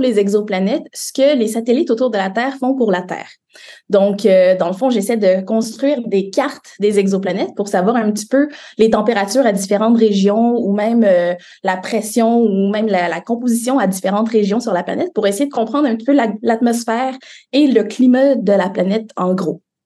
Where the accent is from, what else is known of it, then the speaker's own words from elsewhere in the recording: Montreal, Quebec, Canada; J'ai grandi à Montréal